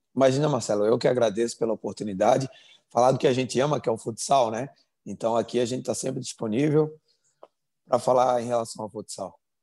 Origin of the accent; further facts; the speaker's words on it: Florianópolis, Santa Catarina, Brazil; moved away as an adult; now in United States; Eu sou de Florianópolis